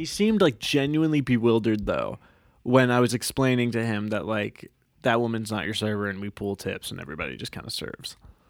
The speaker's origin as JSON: {"language": "English", "town": "Maynardville", "region": "Tennessee", "country": "United States", "tie": "born or raised there", "said": "And maybe it's just because I grew up in Maynardville that he was kind of that guy first for me, that it's not weird."}